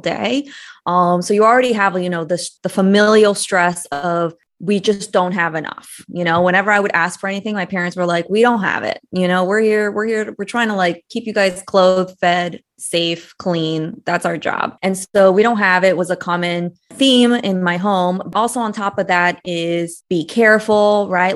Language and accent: English; United States; also born or lived in Brazil; I moved to the States when I was eight years old.